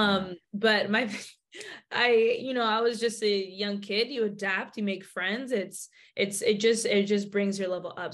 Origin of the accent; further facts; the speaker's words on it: Bay Area, California, United States; I'm from the Bay Area